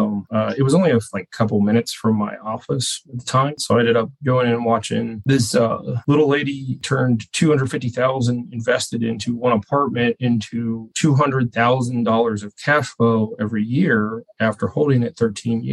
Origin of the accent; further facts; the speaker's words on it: Cincinnati, Ohio, United States; moved away as an adult; now in Houston, United States; born and raised in Cincinnati.